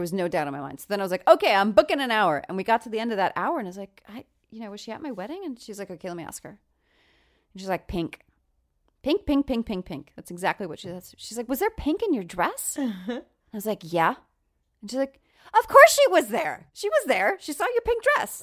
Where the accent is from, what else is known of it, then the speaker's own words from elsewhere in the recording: Long Island, New York, United States; I'm from Long Island